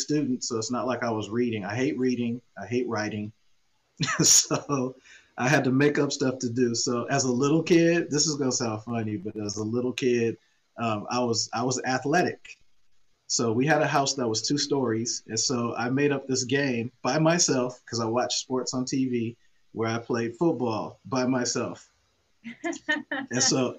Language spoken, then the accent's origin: English; Oakland, California, United States; I grew up in Oakland Hills, which is a very nice area